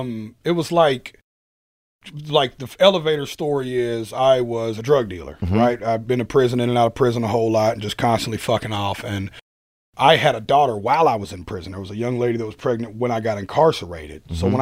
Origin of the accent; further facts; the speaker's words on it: Nashville, Tennessee, United States; I was from Nashville